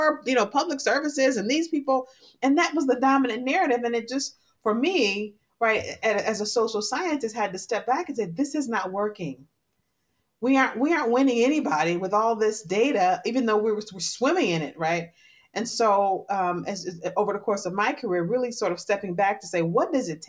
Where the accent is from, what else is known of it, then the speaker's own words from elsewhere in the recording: Detroit, Michigan, United States; I grew up in Detroit at a time when Detroit was really in a tough spot